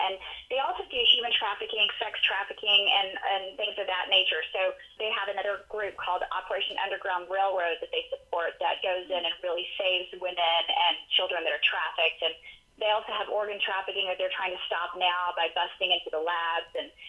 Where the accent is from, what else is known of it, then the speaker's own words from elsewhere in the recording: United States; the benefits that we have of being American and growing up with so many things that we need to be grateful for.